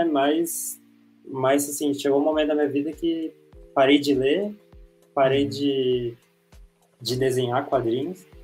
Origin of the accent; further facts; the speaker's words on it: São Paulo, Brazil; sou de São Paulo